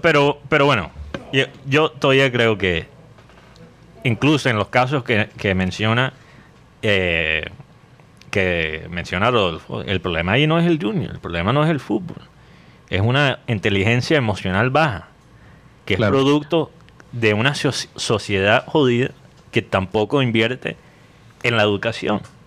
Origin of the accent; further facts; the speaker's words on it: United States; Spanish is a second language; moved away; tengo la lengua poco pegada por ser mm. gringo